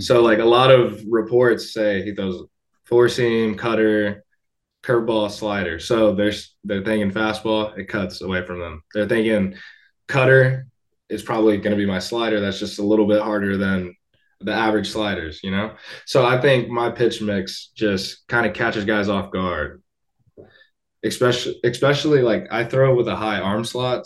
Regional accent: Tampa, Florida, United States; Tampa. That's where I was born.

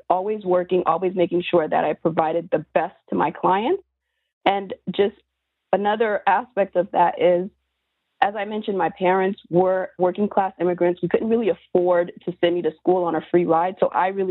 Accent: South Florida, United States; growing up in South Florida

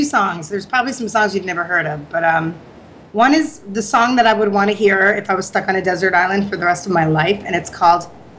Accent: Haworth, New Jersey, United States; moved away as an adult; also born or lived in Bari, Italy; now in Florida, United States; Oh, Jersey. I grew up in Jersey. I didn't even come down here until I was about 23.

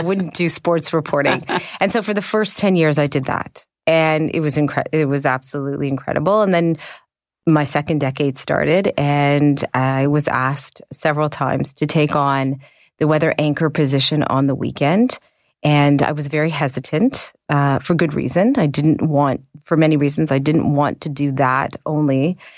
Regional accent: Canada

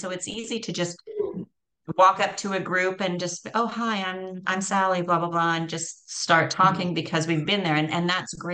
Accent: Canada; also born or lived in Costa Rica; So I'm from Canada, moved to Costa Rica.

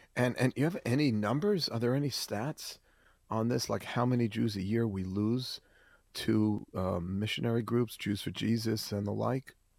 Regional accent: New York City, New York, United States; I grew up in Forest Hills, Queens

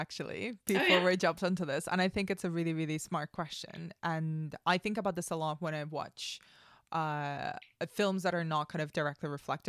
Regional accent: Spain; yes, I'm a basic white girl, but I grew up in Spain. I don't look Spanish.

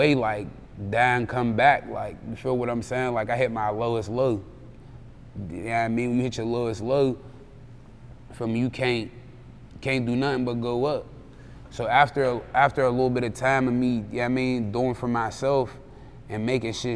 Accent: Pittsburgh, Pennsylvania, United States; I'm from Hazelwood, bro. The bottom part.

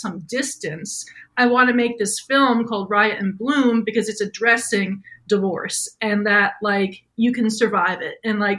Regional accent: New York, United States; I'm from New York, born and raised. I'm a horrible driver.

